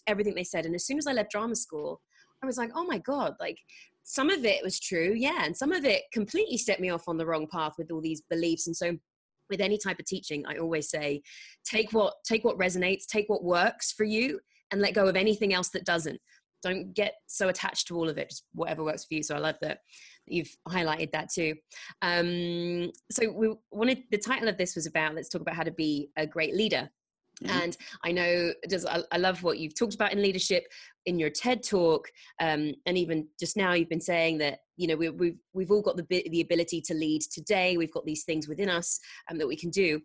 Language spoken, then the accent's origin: English; England, United Kingdom; moved away as an adult; now in United States; being an English person in America